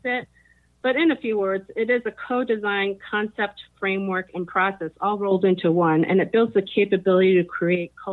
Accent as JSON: {"language": "English", "region": "New Jersey", "country": "United States", "moved": "yes", "lives_now": "Silicon Valley, United States", "said": "I'm originally from New Jersey. I lived in a number of different places and traveled extensively. But we're now based in Silicon Valley, California"}